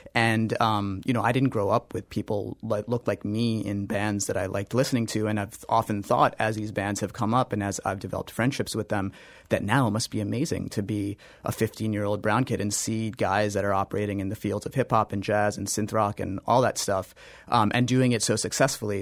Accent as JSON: {"language": "English", "region": "North India", "country": "India", "said": "I'm North Indian"}